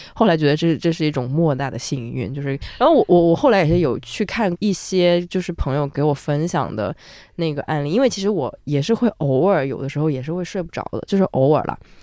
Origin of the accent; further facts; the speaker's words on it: southern China, China; moved away; 我作为一个南方人，我觉得我在北方真的非常敏感